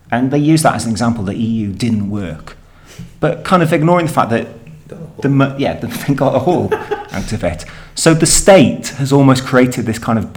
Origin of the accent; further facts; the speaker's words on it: Wales, United Kingdom; we but it, do that in Wales a lot